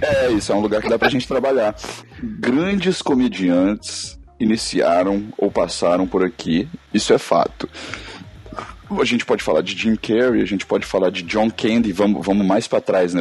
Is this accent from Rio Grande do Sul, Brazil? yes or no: no; Belo Horizonte, Minas Gerais, Brazil; also born or lived in Nova Lima; eu sou Belo Horizontão. Eu nasci em Belo Horizonte é. e depois vivi em Nova Lima por um tempão